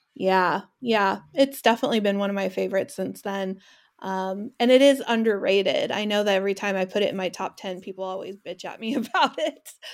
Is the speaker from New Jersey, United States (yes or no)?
no; California, United States; now in Washington, United States; I live in Washington, they live in my hometown of California, in California